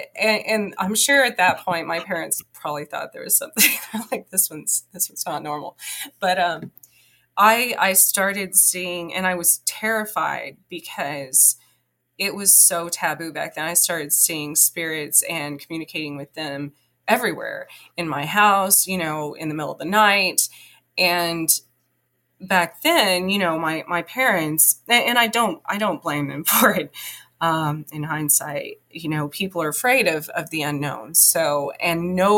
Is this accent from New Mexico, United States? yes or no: yes; southwestern New Mexico, United States; also born or lived in Roswell, New Mexico; I grew up in the mountains in southwestern New Mexico. I was born outside of Roswell